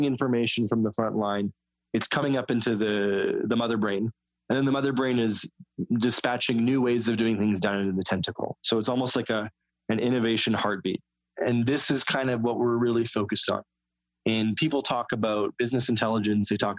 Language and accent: English; West Coast, United States; I'm from the West Coast